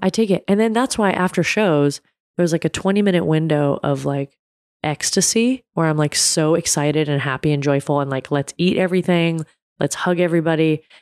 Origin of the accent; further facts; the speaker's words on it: United States; I was born in America